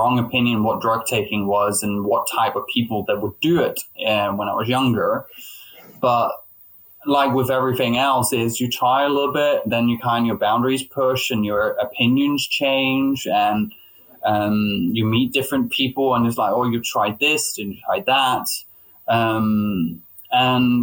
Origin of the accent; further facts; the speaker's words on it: Denmark; moved away as an adult; now in London, United Kingdom; I'm originally from Denmark, hence the name …